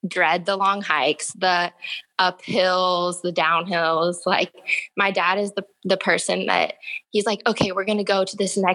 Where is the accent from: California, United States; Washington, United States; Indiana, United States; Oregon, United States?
Oregon, United States; Forest Grove; now in Salem, United States; growing up in Forest Grove